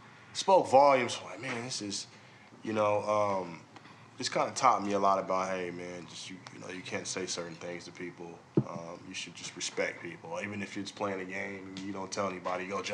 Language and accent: English; Midwest, Kansas, United States; I'm from Midwest.